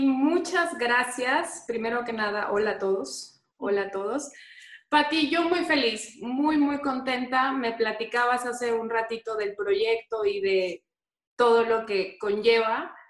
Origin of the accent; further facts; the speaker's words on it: Tijuana, Baja California, Mexico; moved away as an adult; now in Mexico City, Mexico; Yo ahora mismo radico en la Ciudad de México, pero soy tijuanense, súper orgullosa de ser tijuanense